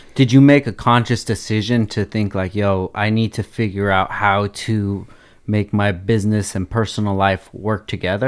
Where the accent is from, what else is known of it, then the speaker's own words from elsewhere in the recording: Oxnard, California, United States; I grew up, born and raised in Oxnard